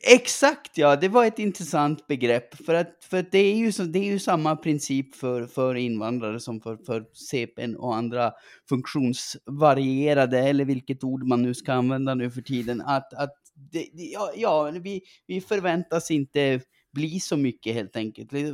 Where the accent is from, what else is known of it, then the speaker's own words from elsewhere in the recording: Gällivare, Norrbotten County, Sweden; accent: norrländska; jag växte upp i eh, Gällivare